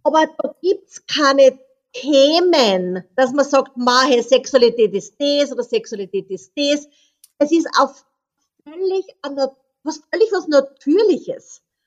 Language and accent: German; Austria; moved away as an adult; now in French Polynesia; ich bin ja in Österreich aufgewachsen